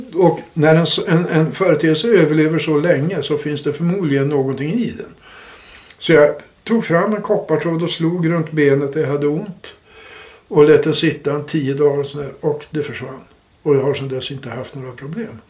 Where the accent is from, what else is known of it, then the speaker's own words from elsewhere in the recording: Uppsala, Uppsala County, Sweden; jag är från Uppsala